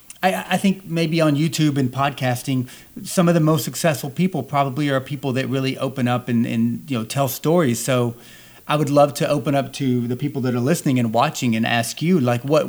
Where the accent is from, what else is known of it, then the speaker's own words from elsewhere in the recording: the South, United States; growing up in the South